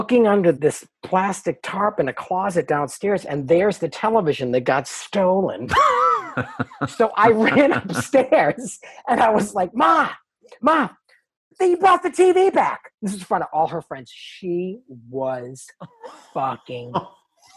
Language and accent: English; Stoneham, Massachusetts, United States; also born or lived in Everett, Massachusetts; we moved when I was 2 from Everett, Massachusetts to Stoneham, Massachusetts